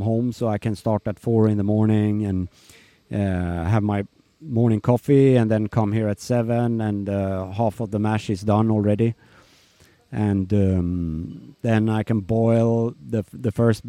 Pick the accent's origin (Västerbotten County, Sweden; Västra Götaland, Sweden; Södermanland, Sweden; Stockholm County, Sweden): Södermanland, Sweden; Eskilstuna; moved away as an adult; also born or lived in Bangkok, Thailand; now in Nice, France; And Eskilstuna is my hometown, so that's where I come from.